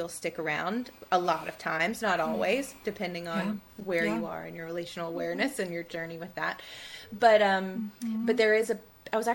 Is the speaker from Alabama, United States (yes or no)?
yes; Tuscaloosa, Alabama, United States; growing up where I grew up in Tuscaloosa, Alabama, in the Bible Belt